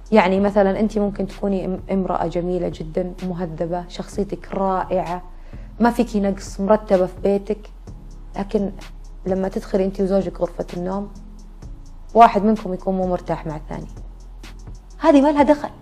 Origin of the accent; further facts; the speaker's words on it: Najd, Saudi Arabia; عندنا في نجد